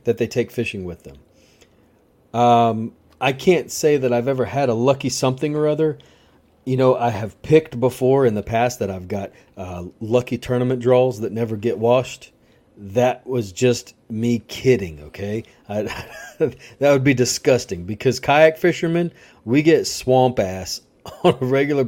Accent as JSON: {"language": "English", "region": "Louisiana", "country": "United States", "tie": "born or raised there", "said": "growing up in Louisiana"}